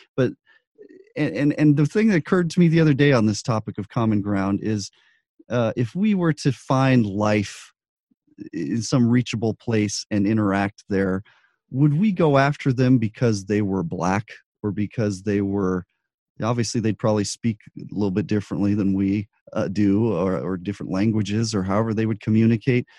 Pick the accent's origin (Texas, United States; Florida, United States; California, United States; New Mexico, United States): New Mexico, United States; Albuquerque; I grew up in Albuquerque